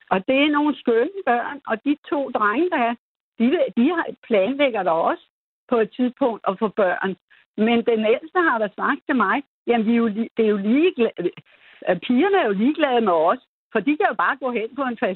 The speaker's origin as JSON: {"language": "Danish", "country": "Denmark", "said": "vi er jo danskere"}